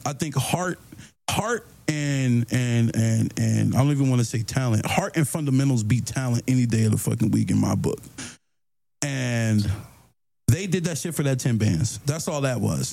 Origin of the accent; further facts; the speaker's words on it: Maryland, United States; I'm from Maryland